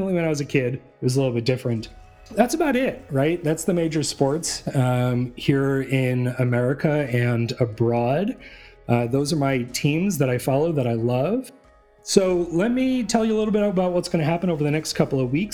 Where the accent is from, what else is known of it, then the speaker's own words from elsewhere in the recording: New England, United States; also born or lived in Boston, Massachusetts / Providence, Rhode Island / Denver, Colorado; now in coastal Oregon, United States; I grew up in New England. I grew up in Massachusetts and Rhode Island.